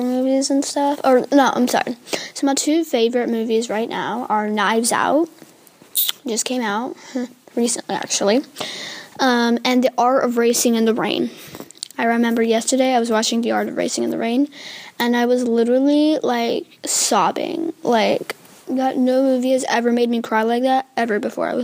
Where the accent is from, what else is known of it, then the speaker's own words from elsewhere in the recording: United States; I still was born here in America